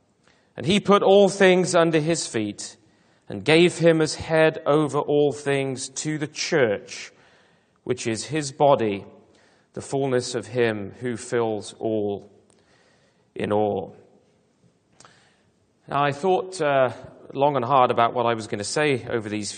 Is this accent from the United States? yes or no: no; United Kingdom; I am British